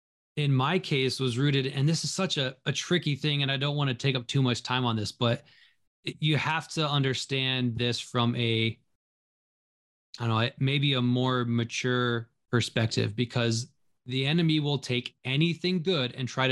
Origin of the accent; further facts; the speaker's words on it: Minnesota, United States; also born or lived in Pennsylvania; So growing up, my parents demonstrated faith all the time. We moved out to Minnesota from Pennsylvania, and my dad had this job and only the promise that our family wouldn't starve and we would be loved.